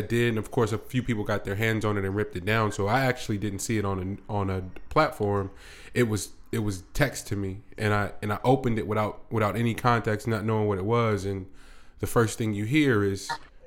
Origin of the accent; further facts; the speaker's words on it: United States; for us as black American males